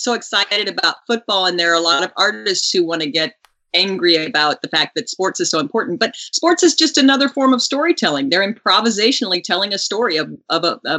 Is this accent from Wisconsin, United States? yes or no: no; Houston, Texas, United States; also born or lived in Midland, Texas; When we moved from Midland, we moved to Houston, Texas, where I ended up singing in a choir